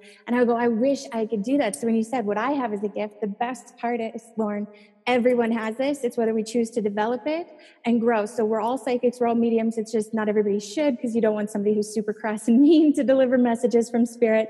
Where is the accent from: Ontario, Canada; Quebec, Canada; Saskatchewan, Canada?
Saskatchewan, Canada; I'm from Saskatchewan in Canada, and that place is like the flattest land